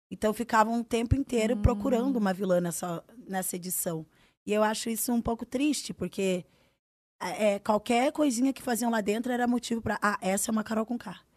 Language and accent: Portuguese; Northeast Region, Brazil; Eu sou do Nordeste, ele é do Sul